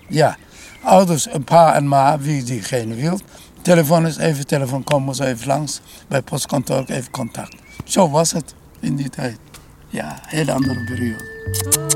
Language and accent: Dutch; Konya, Turkey; Dutch is a second language; moved away as an adult; also born or lived in Utrecht; now in Netherlands; daar waar ik vandaan kwam, heet Konya